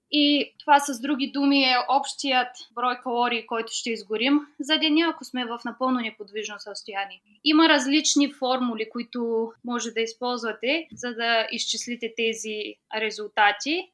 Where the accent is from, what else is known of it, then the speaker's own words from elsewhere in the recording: Ruse, Ruse Province, Bulgaria; moved away as an adult; now in Cardiff, United Kingdom; На 24 години съм и съм от град Русе. В момента живея в Карди, което е столицата Уелс.